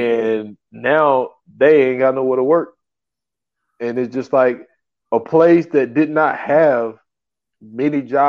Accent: Greer, South Carolina, United States; I'm from Greer

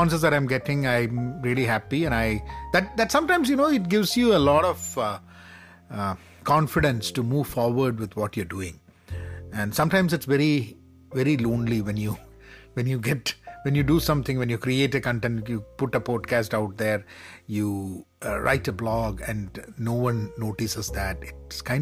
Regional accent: Kerala, India; my home state, my beloved Kerala

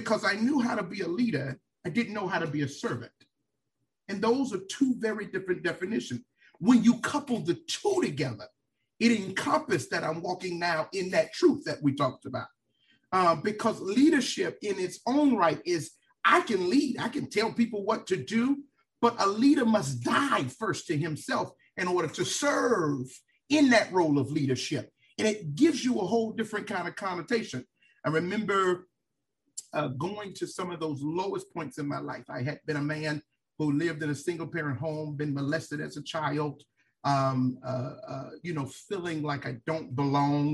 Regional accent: Miami, Florida, United States; now in Tallahassee, United States; I am from Miami, Florida. I grew up in a single-parent home.

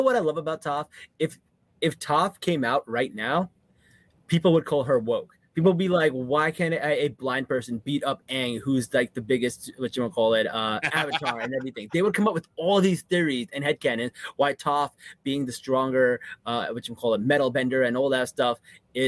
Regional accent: New Jersey, United States; I'm from Jersey.

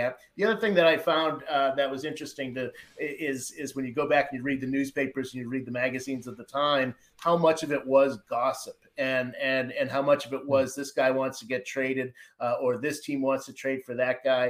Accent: Boston, Massachusetts, United States; I grew up in Boston

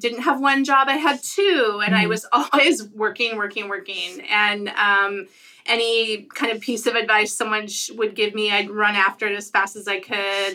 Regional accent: Billings, Montana, United States; also born or lived in Seattle; now in Portland, United States; I grew up in Billings, Montana

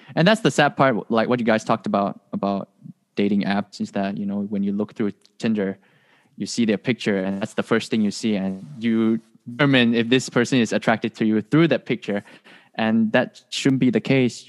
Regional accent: Malaysia; moved away as an adult; now in Hawaii, United States; I'm from Malaysia

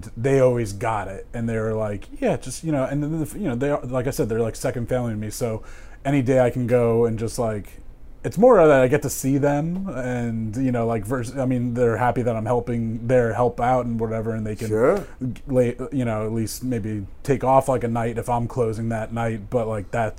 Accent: Harrington Park, New Jersey, United States; I grew up when I was in my hometown in Harrington Park, New Jersey

